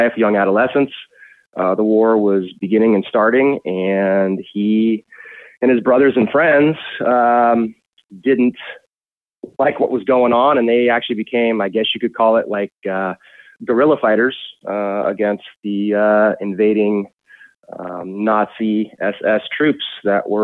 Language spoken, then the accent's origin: English; Novato, California, United States; also born or lived in San Francisco, California; I was born in San Francisco, 1976, back in the hippie heyday, the Haight-Ashbury. Lived in Novato my entire life, raised by my grandparents